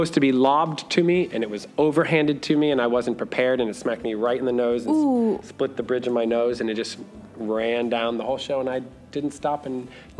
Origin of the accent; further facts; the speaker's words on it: Miami, Florida, United States; I was born and raised in Miami, Florida. I've been in Orlando since 2004.